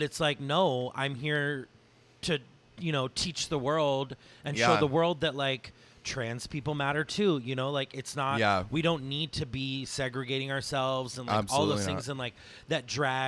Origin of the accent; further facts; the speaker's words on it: Virginia, United States; also born or lived in San Diego, California; I grew up on the East Coast in Virginia